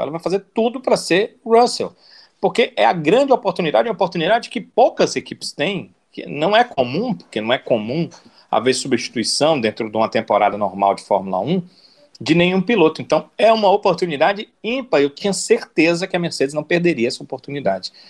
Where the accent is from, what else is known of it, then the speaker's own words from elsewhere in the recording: Brazil; Nós somos brasileiros aqui